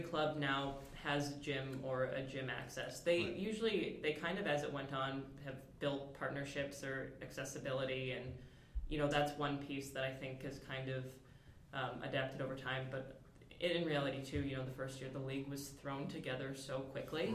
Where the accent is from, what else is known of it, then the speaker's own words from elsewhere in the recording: Michigan, United States; I am originally from Michigan